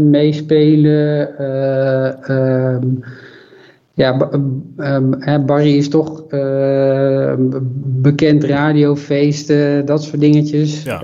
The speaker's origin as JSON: {"language": "Dutch", "region": "Overijssel", "country": "Netherlands", "said": "Maar als ik in Twente kom op plekken waar ze me niet kennen. En waar ze ook niet weten dat ik uit Twente kom."}